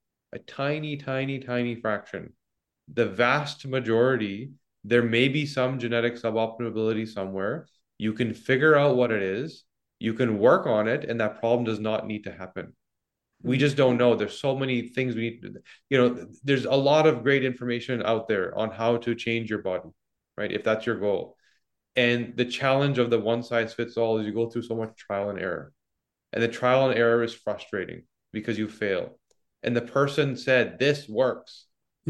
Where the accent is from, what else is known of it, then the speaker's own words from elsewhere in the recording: Canada; I mean, I'm Canadian.